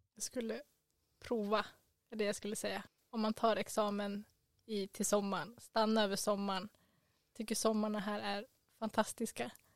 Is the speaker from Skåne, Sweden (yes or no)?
no; Stockholm, Stockholm County, Sweden; moved away as an adult; now in Umeå, Sweden; vi kommer båda från Stockholm